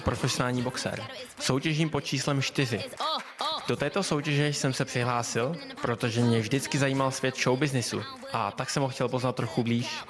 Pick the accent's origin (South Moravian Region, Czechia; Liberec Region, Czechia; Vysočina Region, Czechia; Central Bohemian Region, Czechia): Vysočina Region, Czechia; Havlíčkův Brod; pocházím z Havičku a Brodu